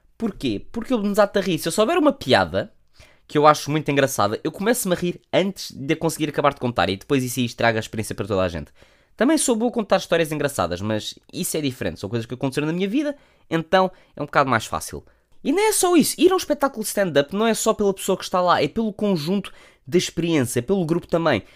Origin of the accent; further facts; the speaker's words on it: Portugal; como bons portugueses que somos